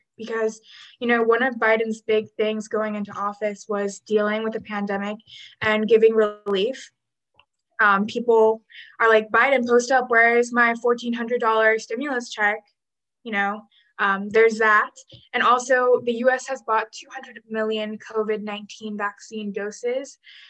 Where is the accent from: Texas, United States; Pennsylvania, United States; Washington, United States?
Texas, United States; I'm from Texas.